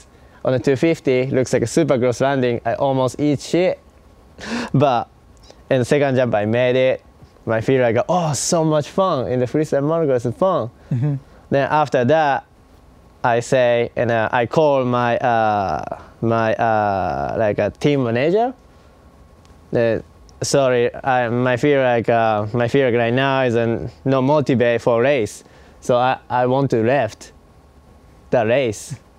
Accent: Osaka, Japan; moved away as an adult; now in United States; Osaka, Japan.

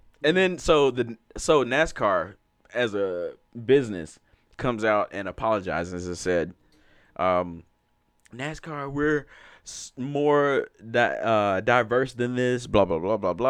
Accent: Alabama, United States; I come from Alabama, which has the Talladega, like, races.

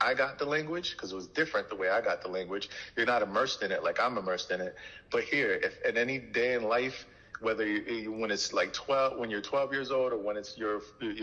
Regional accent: New York City, New York, United States; first language Haitian Creole; English is a second language; Creole was probably my first language. I grew up in Brooklyn.

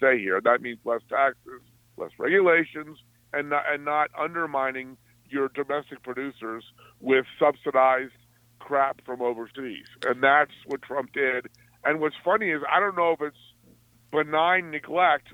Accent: Alexandria, Virginia, United States; I was born and raised in Alexandria, outside D.C.

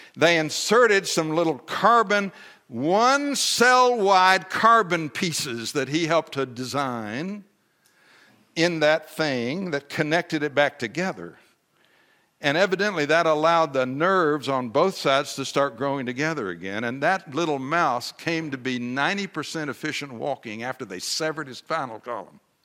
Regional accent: Texas, United States; I'm a Texan

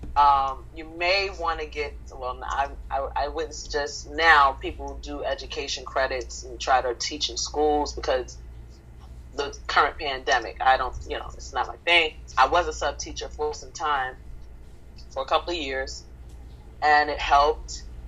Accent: New York City, New York, United States; I grew up in the 1980s in the South Bronx, 163rd Third Avenue

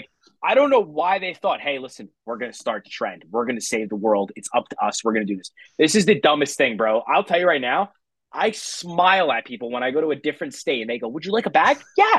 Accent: New Jersey, United States; I don't want to even say I'm from New Jersey because of this.

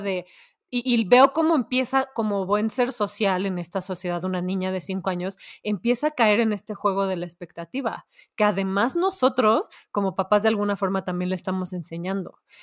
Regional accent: Mexico

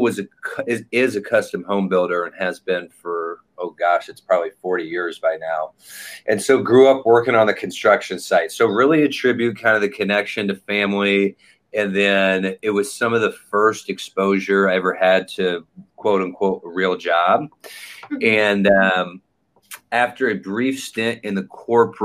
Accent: Indianapolis, Indiana, United States; I'm from Indianapolis, Indiana, crossroads of America, Midwest

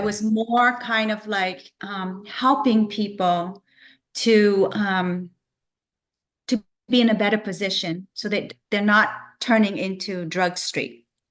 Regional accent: Vancouver, British Columbia, Canada; moved away as an adult; now in Florida, United States; I'm from Canada, I'm from Vancouver, BC.

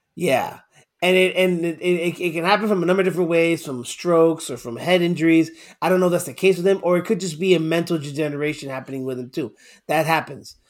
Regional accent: Florida, United States; moved away as an adult; now in Houston, United States; I grew up most of my life in Florida.

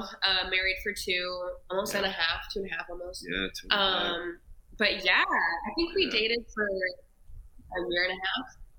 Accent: Upland, California, United States; moved away; So I'm from Cali. I grew up in a small town outside of LA, like 30 minutes. It's called Upland.

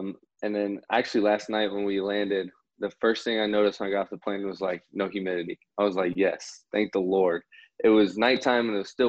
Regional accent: Indianapolis, Indiana, United States; moved away as an adult; now in Sacramento, United States; born and raised in Indianapolis, Indiana. Got a lot of family in Cincinnati

